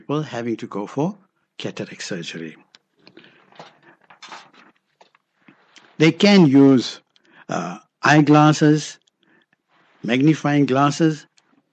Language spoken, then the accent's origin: English; Johannesburg, Gauteng, South Africa; We grew up in Denver, Vitas